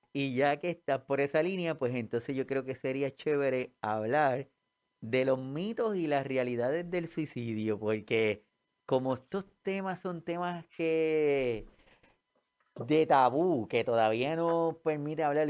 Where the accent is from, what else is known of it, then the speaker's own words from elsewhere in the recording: Puerto Rico; nosotros acá en Puerto Rico